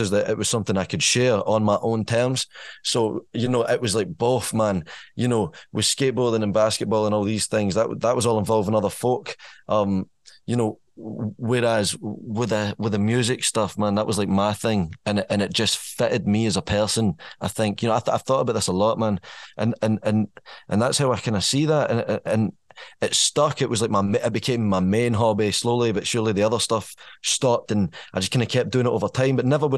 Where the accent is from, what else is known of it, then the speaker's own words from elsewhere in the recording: Irvine, Scotland, United Kingdom; moved away as an adult; now in Stirling, United Kingdom; I'm from Irvine. I spent 20 years in Irvine, as much as like Stirling's my base now. Born and raised in Irvine, North Ayrshire